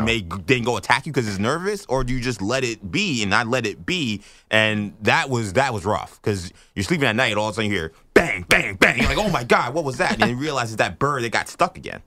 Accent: New York City, New York, United States; also born or lived in Lehigh Valley, Pennsylvania; I grew up in New York City for most of my life, but then I spent, like, what, six years, five or six years living in Lehigh Valley, Pennsylvania

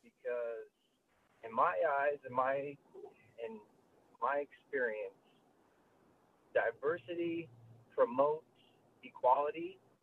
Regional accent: Utah, United States; moved away as an adult; now in Fort Washington, United States; I'm a white male. I was born and raised in Utah, predominantly white.

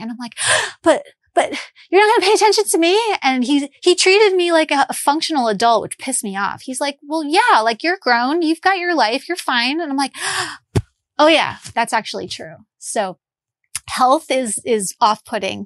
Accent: Long Island, New York, United States; moved away as an adult; also born or lived in Midwest; I grew up in New York, and I was like a Long Island Jewish girl

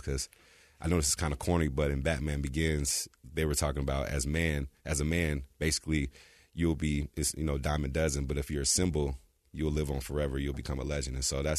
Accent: California, United States; also born or lived in Texas; Yeah, so I was born in Texas, and uh-huh. I moved from Texas when I was four, and I was raised in California.

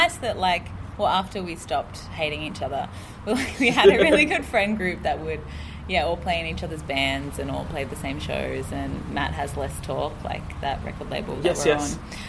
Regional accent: Central Coast, New South Wales, Australia; I'm also from the Central Coast.

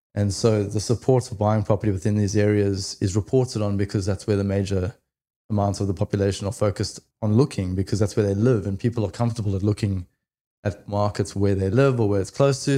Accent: South Africa; now in Australia; I am originally from South Africa, came over to Australia in two thousand and eight

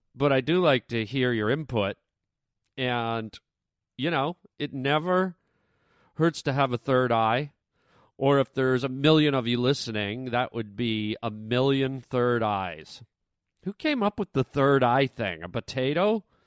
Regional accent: Canada; now in United States; I'm Canadian

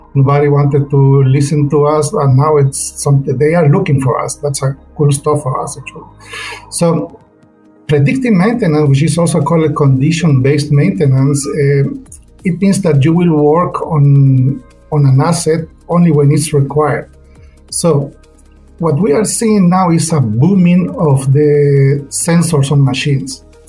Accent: El Salvador; moved away as an adult; also born or lived in Germany / Spain / Portugal; I'm mechanical engineer, graduated in my home country, El Salvador.

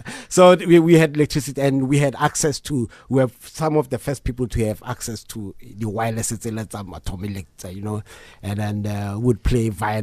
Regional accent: Mamelodi, Gauteng, South Africa; growing up in Mamelodi

